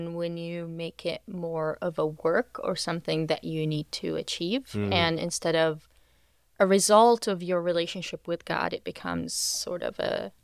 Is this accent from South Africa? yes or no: no; West Bank, Palestine; moved away as an adult; So I'm from the West Bank, lived in the West Bank most of my life, first 22 years.